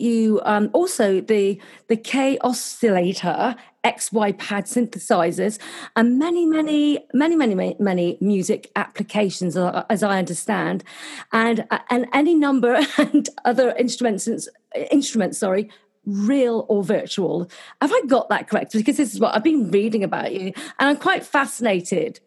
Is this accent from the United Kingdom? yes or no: yes; Cornwall, South West England, United Kingdom; now in Gold Coast, Australia; I'm actually Cornish, which is the other end of uh, England.